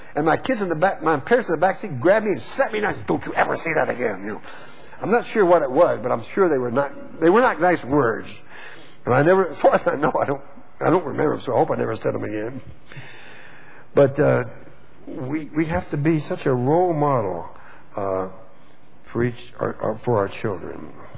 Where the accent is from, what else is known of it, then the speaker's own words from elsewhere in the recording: Texas, United States; I was born and raised in Texas